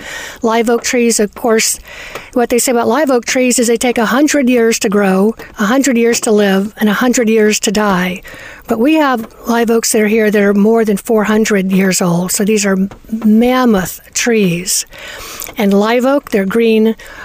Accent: Georgia, United States; I was born in Georgia

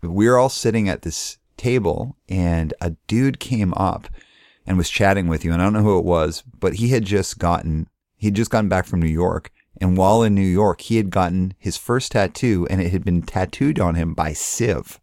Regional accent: Canada; also born or lived in Calgary; I'm Canadian

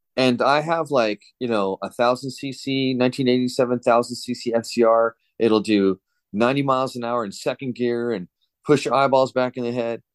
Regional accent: Southern California, United States; now in Fresno, United States; I'm in Fresno now. I grew up in Southern California, but I'm in, uh, Central California

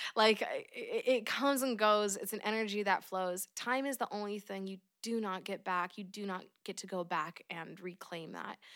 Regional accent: Oregon, United States; born and raised in Oregon

